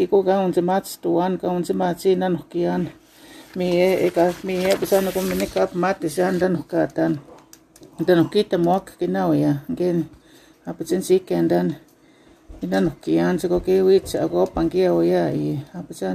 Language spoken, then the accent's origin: English; Fishing Lake First Nation, Saskatchewan, Canada; first language Saulteaux; English is a second language; I'm from Fishing Lake First Nation